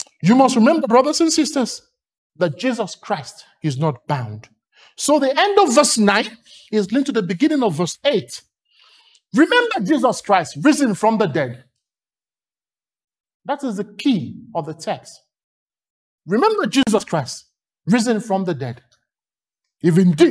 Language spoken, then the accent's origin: English; Lagos, Nigeria; accent: Nigerian; When I was growing up in Lagos, Nigeria, by my accent, you know I'm Nigerian.